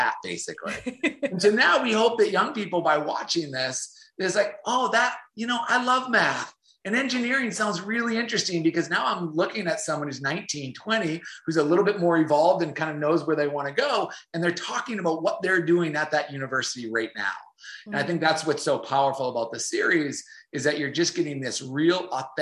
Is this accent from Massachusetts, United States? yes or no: yes; North Shore of Boston, Massachusetts, United States; moved away as an adult; also born or lived in Jacksonville, Florida; I grew up on the North Shore of Boston.